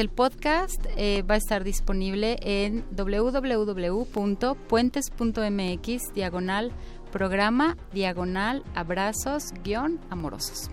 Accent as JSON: {"language": "Spanish", "area": "Mina de San Miguel", "region": "Oaxaca", "country": "Mexico", "moved": "yes", "lives_now": "Santo Domingo Zanatepec, Mexico", "said": "de Mina de San Miguel, de Mina en San Entonces yo, vine de San Miguel, ya vine a vivir aquí en Sanatepec, como 40 años"}